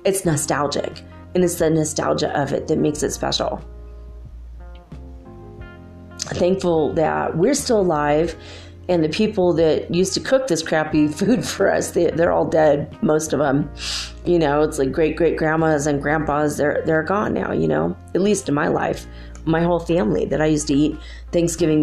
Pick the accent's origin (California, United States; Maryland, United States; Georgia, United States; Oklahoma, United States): California, United States; moved away as an adult; now in Ecuador; I'm from California